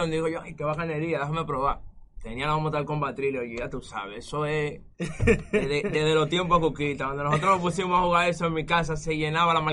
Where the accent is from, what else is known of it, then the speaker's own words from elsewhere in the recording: Villa Mella, Distrito Nacional, Dominican Republic; tengo 22 años, soy de Villamella, del Sol de Luz.